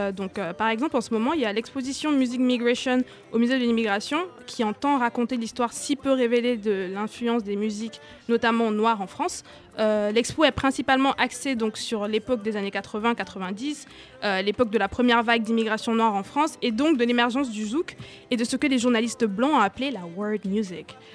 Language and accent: French; Douala, Littoral, Cameroon; moved away; j'ai grandi à Douala